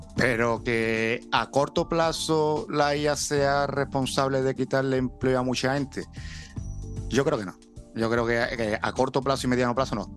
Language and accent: Spanish; Seville, Andalusia, Spain; somos de Andalucía, somos parte de Sevilla, pero sobre todo andaluces. Yo siempre me quiero referir cuando voy a lo mejor afuera o lo que sea, yo soy andaluz. Más que sevillano, soy andaluz.